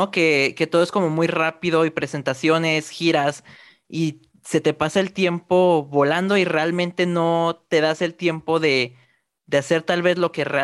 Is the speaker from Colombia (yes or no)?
no; Guadalajara, Jalisco, Mexico; Soy orgullosamente de Guadalajara.